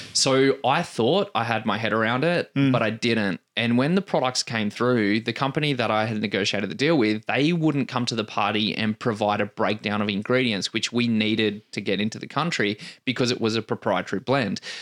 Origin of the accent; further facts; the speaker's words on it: Canberra, Australian Capital Territory, Australia; moved away as an adult; now in Perth, Australia; I moved away from Canberra I think 14 years ago